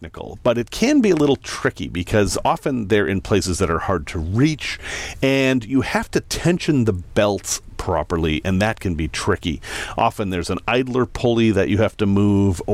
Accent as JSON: {"language": "English", "town": "Salem", "region": "Massachusetts", "country": "United States", "tie": "born or raised there", "moved": "yes", "said": "I grew up in Salem, Massachusetts."}